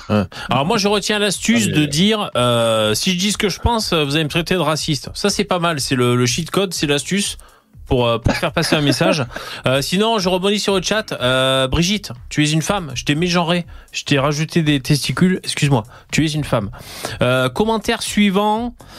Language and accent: French; Gard, Occitania, France; je viens de du Gard